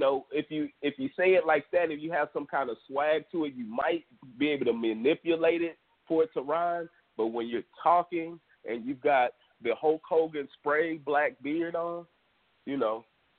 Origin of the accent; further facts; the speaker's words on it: Houston, Texas, United States; we're from Houston, Texas. I myself am the suburban freestyle king.